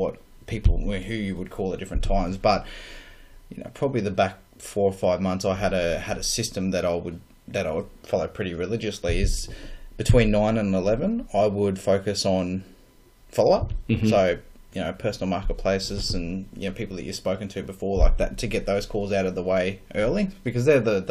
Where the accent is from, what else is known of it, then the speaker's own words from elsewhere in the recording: Ipswich, Queensland, Australia; From Ipswich